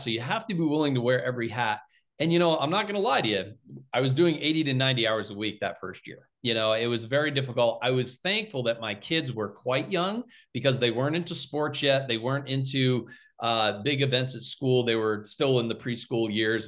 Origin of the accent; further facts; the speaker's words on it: Littleton, United States; I came back to my hometown of Littleton to practice.